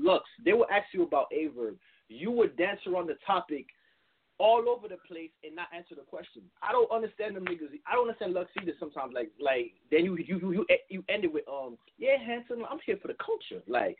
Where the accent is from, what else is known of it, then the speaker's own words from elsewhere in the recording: New York, United States; I'm from New York.